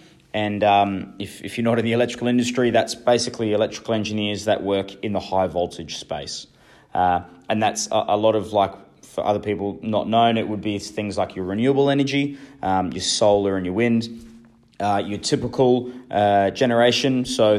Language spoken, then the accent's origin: English; New Zealand; now in Australia; So like a lot of the rest of Australians, I'm an immigrant. And although I'm pretty proud of being a Kiwi, I obviously love living in Australia